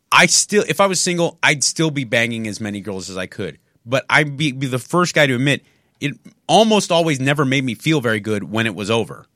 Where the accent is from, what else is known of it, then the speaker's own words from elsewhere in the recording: San Marino, California, United States; In my hometown, there was such a high Chinese population and Taiwanese population